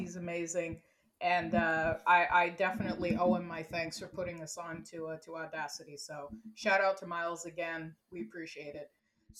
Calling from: Montreal, Quebec, Canada; So I'm …, but I'm recording from Montreal.

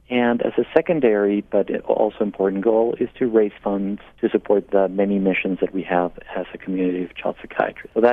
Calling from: Portland, Maine, United States; I'm calling in from Portland, Maine.

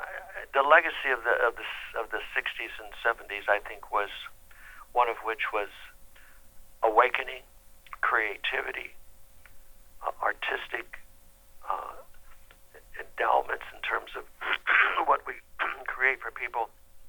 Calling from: Franklin, Tennessee, United States; I'm calling in from Tennessee.

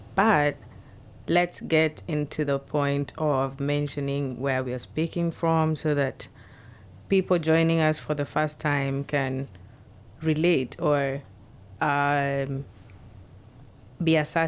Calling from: Seattle, Washington, United States

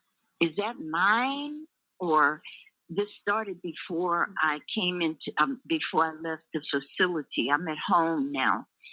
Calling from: Sierra Vista, Arizona, United States; I'm calling you from Sierra Vista, Arizona.

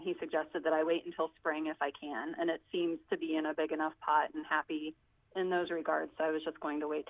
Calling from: Cincinnati, Ohio, United States; I'm calling from Cincinnati, Ohio.

